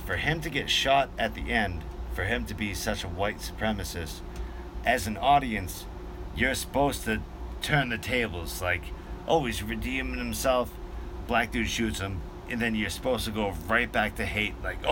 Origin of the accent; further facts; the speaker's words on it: Massachusetts, United States; I'm being from Massachusetts